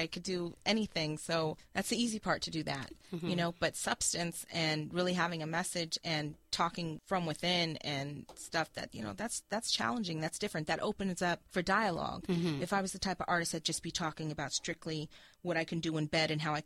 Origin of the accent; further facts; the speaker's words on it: West Coast, United States; I am from the West Coast